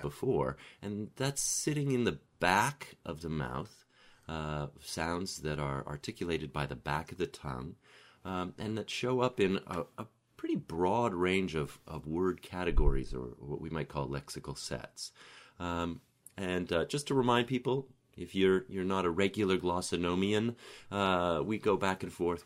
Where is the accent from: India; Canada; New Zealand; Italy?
Canada; growing up in Canada